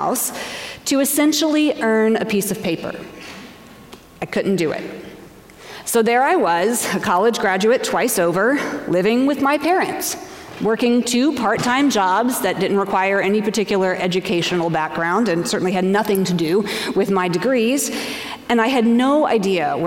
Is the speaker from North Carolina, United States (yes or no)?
yes; Asheville, North Carolina, United States; moved away as an adult; also born or lived in Washington, D.C.; Asheville, North Carolina, my hometown, where I graduated from high school and where my parents still lived